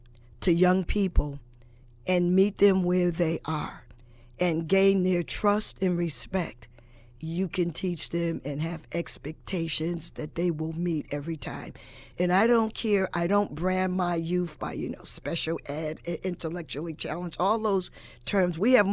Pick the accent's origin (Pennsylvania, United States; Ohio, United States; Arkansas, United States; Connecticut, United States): Connecticut, United States; Hartford; now in New Britain, United States; I'm originally from Hartford, and we could not do what we do in New Britain and Hartford. And that's just my opinion, but growing up there, I know it was not done.